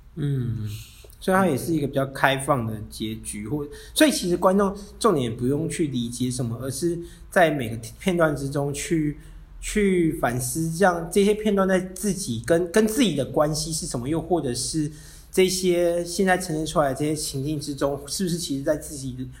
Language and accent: Chinese; Hualien, Hualien County, Taiwan; moved away; 我是花莲人嘛，然后我真的很喜欢花莲